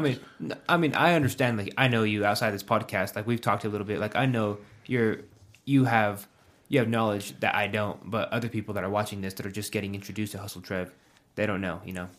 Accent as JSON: {"language": "English", "town": "Pueblo", "region": "Colorado", "country": "United States", "said": "I graduated high school when I was eighteen, and I moved away from Pueblo for five and a half years"}